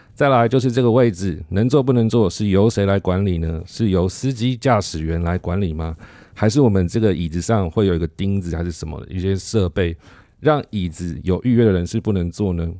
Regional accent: Taiwan; 我们台湾人

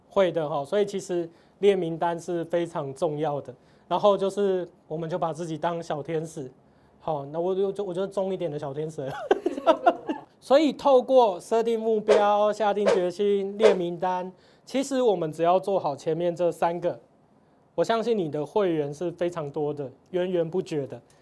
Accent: Tainan, Taiwan; 我是台南人嘛

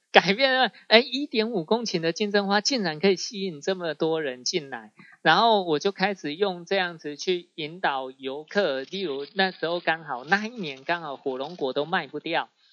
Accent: Sun Moon Lake, Nantou County, Taiwan; 我们的家乡本来是日，日月潭嘛

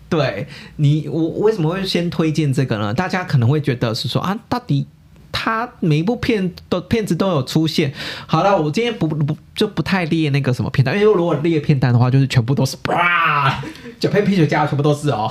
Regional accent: Taiwan; 根植于我们台湾人观众那个那个心中的印象其实是不变的

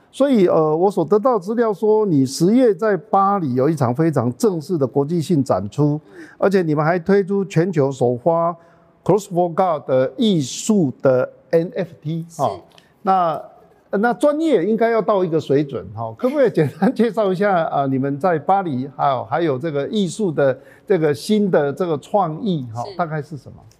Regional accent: Taichung, Taiwan; 在台中来讲，我们是比较落后未开花的一区

